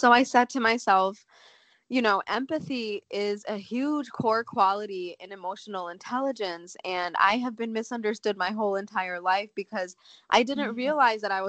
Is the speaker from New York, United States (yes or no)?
no; Chicago, Illinois, United States; I grew up in Chicago, Illinois. I was born mm-hmm. and raised in the States.